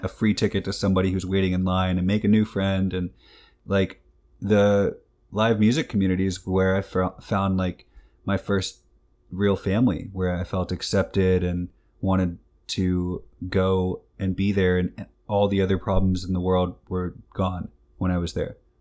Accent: New York, United States; I was born in New York

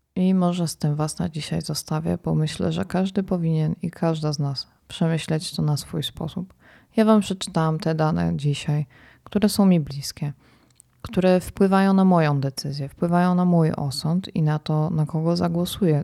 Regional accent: Poland; jestem z Polski

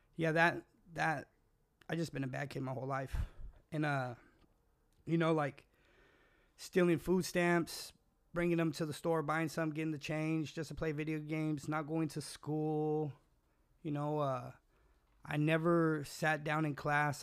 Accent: California, United States; also born or lived in Washington; I was born in Washington, moved to my, she moved me to California, left me with my grandma.

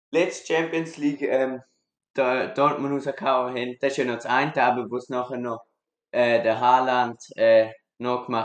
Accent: Graubünden, Switzerland; accent: Graubünden dialect; Man hört es vielleicht am Dialekt, ich komme aus Graubünden.

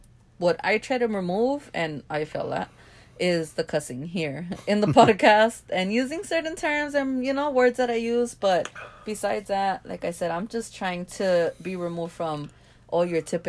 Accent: Los Angeles, California, United States; I grew up in South Central

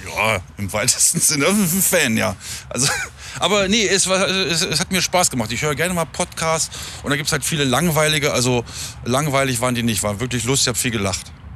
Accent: near Hameln, Lower Saxony, Germany; ich äh, komme aus der Nähe von Hameln.

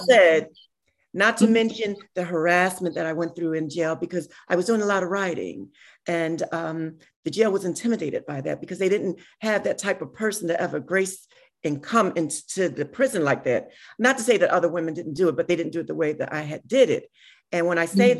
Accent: Philadelphia, Pennsylvania, United States; I'm a girl from South Philly

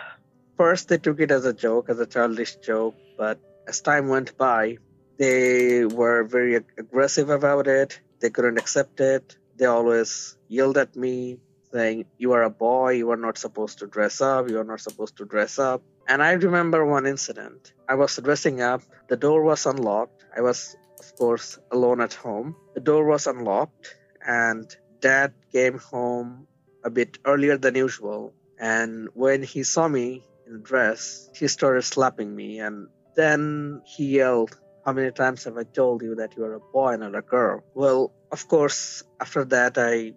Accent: Bangladesh; now in Newfoundland, Canada; Originally, I'm from Bangladesh.

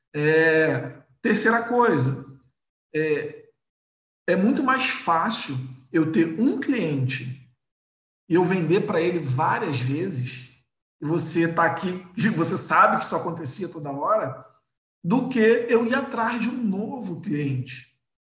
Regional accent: Rio de Janeiro, Brazil; eu sou do Rio de Janeiro

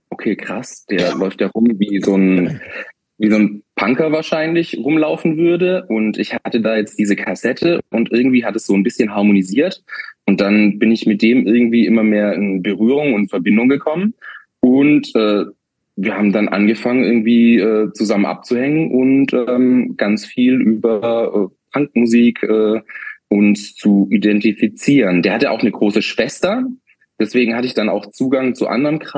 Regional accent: Sonnenbühl, Baden-Württemberg, Germany; das ist schon recht ländlich, wo ich aufgewachsen bin. Also mit ländlich meine ich so, ah, lass die Käfer, also Sonnenbühl besteht aus vier Dörfern und lass es mal insgesamt so drei, viertausend Leute, alle Dörfer zusammengenommen sein.

